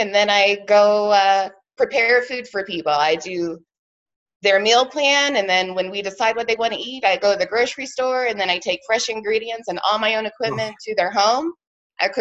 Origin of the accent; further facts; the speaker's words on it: Arvada, Colorado, United States; I grew up here in Arvada, Colorado